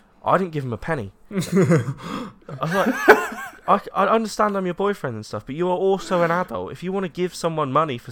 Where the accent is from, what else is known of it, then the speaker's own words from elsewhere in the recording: United Kingdom; I'm classic British